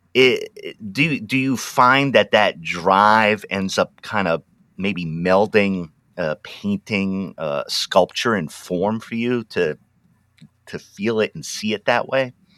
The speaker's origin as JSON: {"language": "English", "town": "Pawtucket", "region": "Rhode Island", "country": "United States", "tie": "born or raised there", "also_born_or_lived": "New England", "moved": "yes", "lives_now": "Willamette Valley, Oregon, United States", "said": "I was born in Pawtucket, Rhode Island"}